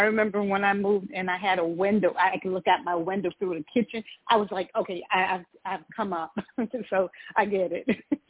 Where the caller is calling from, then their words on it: Georgia, United States; calling from Georgia.